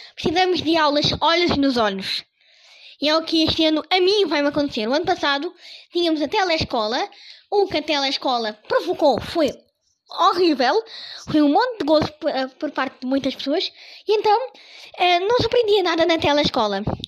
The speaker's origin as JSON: {"language": "Portuguese", "country": "Portugal", "said": "sou português"}